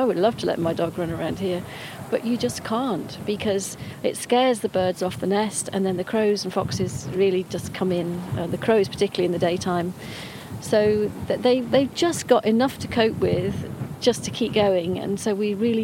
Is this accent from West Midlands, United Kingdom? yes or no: yes; Staffordshire Moorlands, West Midlands, United Kingdom; I grew up in the Staffordshire Moorlands towards, you know, my sort of teenage years